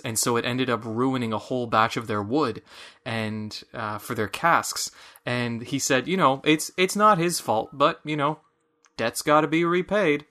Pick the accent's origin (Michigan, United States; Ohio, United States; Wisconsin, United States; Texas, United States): Michigan, United States; accent: Michiganian; my Michiganian accent